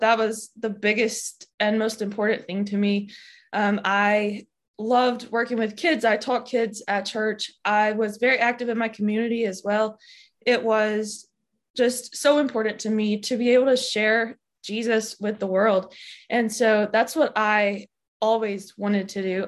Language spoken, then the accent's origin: English; Alabama, United States; I grew up in Alabama and I still live in Alabama.